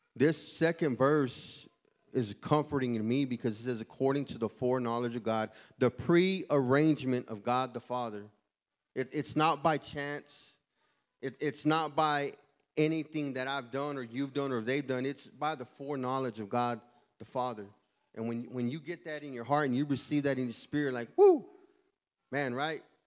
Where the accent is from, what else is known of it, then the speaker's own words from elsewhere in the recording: Houston, Texas, United States; I'm from Houston, Texas.